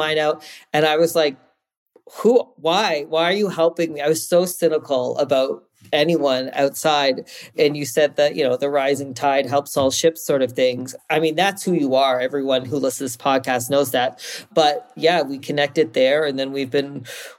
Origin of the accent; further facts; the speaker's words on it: East Coast, Canada; now in Calgary, Canada; I'm originally from the East Coast